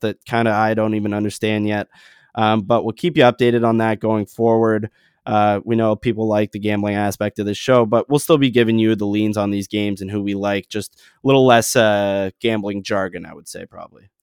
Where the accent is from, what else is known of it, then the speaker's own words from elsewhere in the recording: Canada; as a Canadian